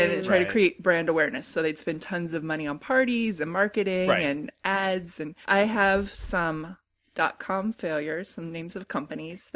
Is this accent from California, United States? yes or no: yes; Bay Area, California, United States; we're from California. We're from the Bay Area, where basically the heart of this stuff